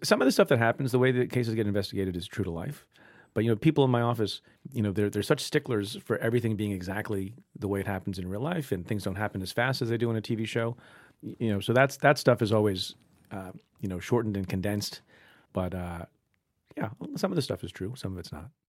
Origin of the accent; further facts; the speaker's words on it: Eatontown, New Jersey, United States; also born or lived in India / Buffalo, New York; now in New York, United States; my mom and dad and I moved to Eatontown, New Jersey, and lived there. That's where I grew up